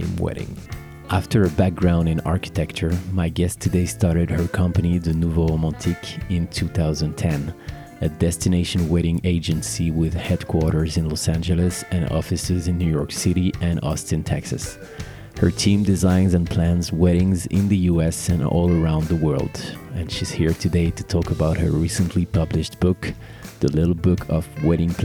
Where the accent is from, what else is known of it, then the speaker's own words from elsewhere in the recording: Paris, Île-de-France, France; professional ceremony officiant based in my hometown, Paris